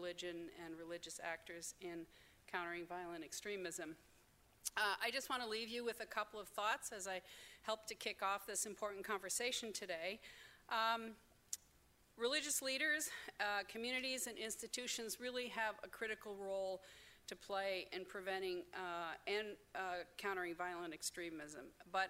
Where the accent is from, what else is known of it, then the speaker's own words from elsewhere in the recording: Chicago, Illinois, United States; moved away as an adult; now in Washington, D.C., United States; I'm from Chicago